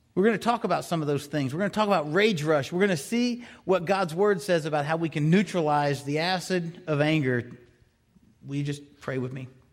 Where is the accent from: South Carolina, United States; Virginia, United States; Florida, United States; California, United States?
Florida, United States; growing up in Florida